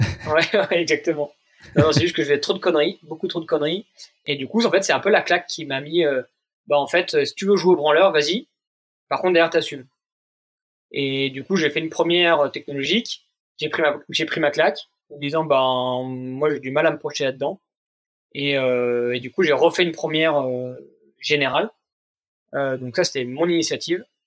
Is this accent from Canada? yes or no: no; Jura, Bourgogne-Franche-Comté, France; now in Vanoise, France; j'ai grandi dans le Jura